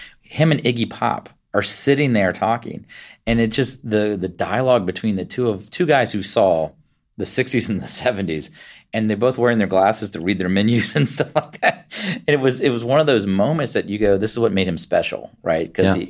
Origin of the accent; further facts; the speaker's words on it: Virginia, United States; So even though I grew up in Virginia, I was the first one of my family born outside of West Virginia in Virginia and spent all my time as a child back up visiting family.